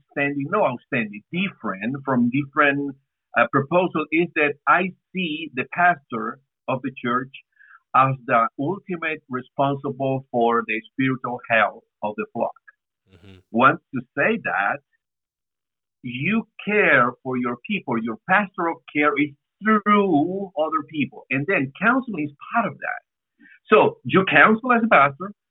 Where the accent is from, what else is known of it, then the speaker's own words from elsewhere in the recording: San Salvador, El Salvador; moved away as an adult; now in Brașov, Romania; from San Salvador in El Salvador, Central America. And we've been here for 19 years.